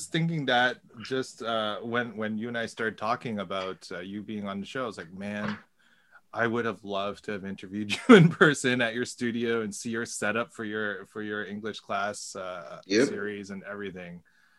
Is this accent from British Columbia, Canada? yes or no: no; Richmond Hill, Ontario, Canada; my hometown, Richmond Hill